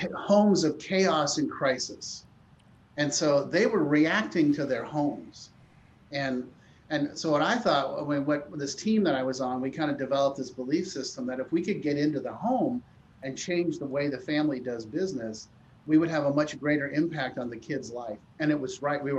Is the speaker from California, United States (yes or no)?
yes; Palo Alto, California, United States; I grew up in Palo Alto. I went to high school, public high school, Palo Alto High School, across the street from Stanford University